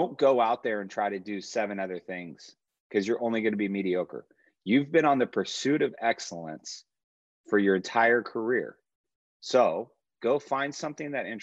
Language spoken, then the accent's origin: English; Yorba Linda, California, United States; moved away as an adult; also born or lived in Puerto Rico / Chile; I grew up in Yorba Linda in Orange County